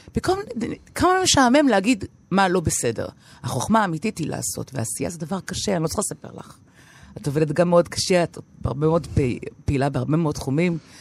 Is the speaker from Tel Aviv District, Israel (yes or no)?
yes; Tel Aviv, Tel Aviv District, Israel; moved away as an adult; also born or lived in Paris, France; נולדתי בתל אביב, גדלתי בתל אביב